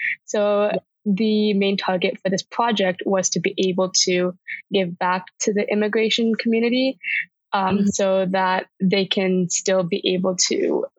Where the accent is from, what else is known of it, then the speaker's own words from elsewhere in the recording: Vancouver, British Columbia, Canada; So I was born and raised in Vancouver, BC. I call this place home just because it's such a big city, but also feels like a bit of a small town.